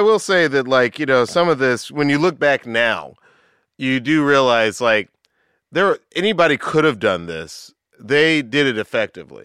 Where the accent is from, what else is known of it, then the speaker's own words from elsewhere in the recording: Atlanta, Georgia, United States; I grew up in the South. I grew up in Atlanta